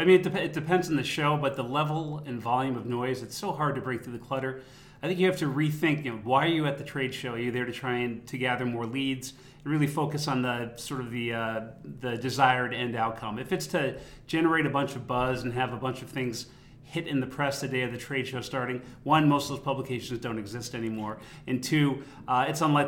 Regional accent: Boston, Massachusetts, United States; being a Bostonian and a native of the Commonwealth, we have a long history here

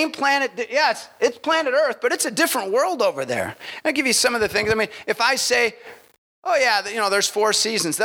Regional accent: Milwaukee, Wisconsin, United States; I'm from Milwaukee.

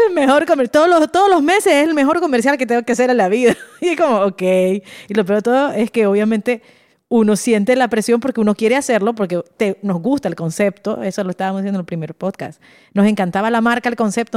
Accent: Nicaragua; somos nicas. O sea, eso es Nicaragua

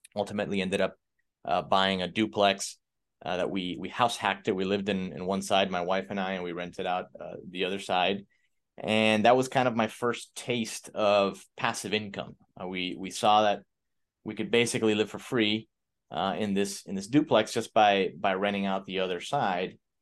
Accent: Miami, Florida, United States; I'm from Miami, Florida. Grew up in a, in an immigrant family. We're, we're Cuban.

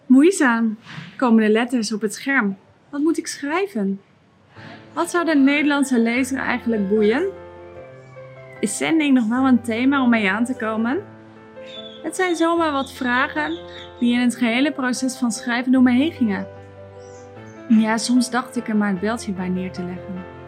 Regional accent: Netherlands; Ook wij als Nederlanders waren heidenen

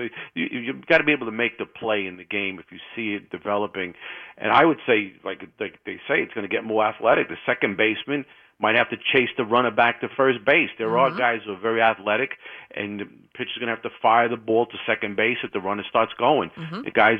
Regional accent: New York City, New York, United States; now in Manhattan, United States; I grew up 30 minutes in the Bronx from Yankee Stadium

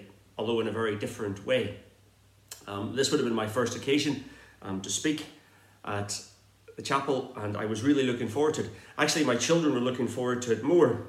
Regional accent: Northern Ireland, United Kingdom; accent: Irish; moved away as an adult; now in Exeter, United Kingdom; I grew up on a farm in the north of Ireland

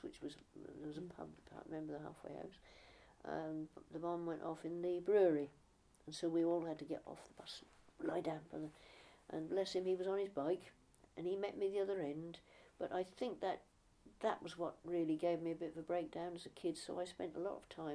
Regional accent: Norfolk, East of England, United Kingdom; also born or lived in Streatham, London; I was about 6 weeks old when I was brought here from London, from Streatham, where I was born. Yeah, there you are. And so I do definitely consider myself to be a native of Norfolk

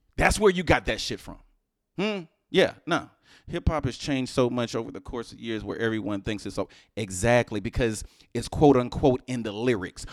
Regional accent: Houston, Texas, United States; now in New Jersey, United States; I'm from Houston, I'm from H-Town

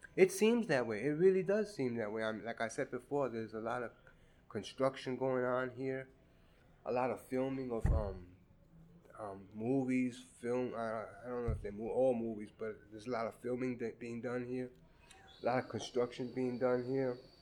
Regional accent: New York City, New York, United States; also born or lived in Red Hook, Brooklyn; since I grew up in Crown Heights, that's where I usually um, played

